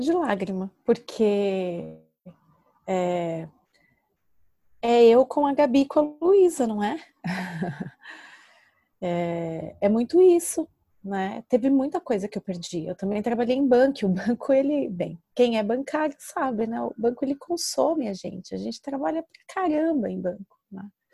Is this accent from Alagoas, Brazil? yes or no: no; São Paulo, Brazil; moved away as an adult; now in Portugal; Porque eu vim do Brasil com muito medo de dirigir. Eu tenho habilitação há mais de 10 anos e nunca dirigi em São Paulo.